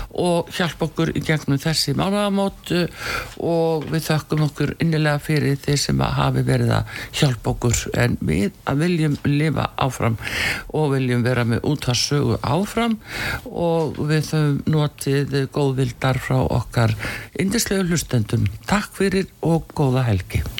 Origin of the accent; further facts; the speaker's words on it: Iceland; við Íslendingar